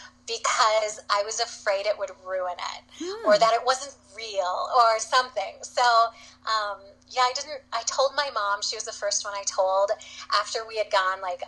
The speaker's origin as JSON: {"language": "English", "region": "Minnesota", "country": "United States", "said": "we're from Minnesota"}